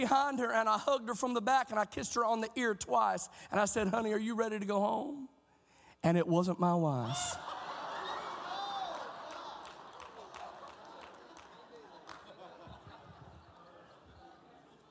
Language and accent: English; Oklahoma, United States; our state of Oklahoma